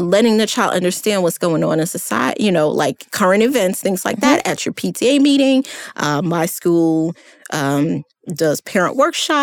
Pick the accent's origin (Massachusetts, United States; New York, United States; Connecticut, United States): New York, United States; New York City; moved away; I grew up in New York City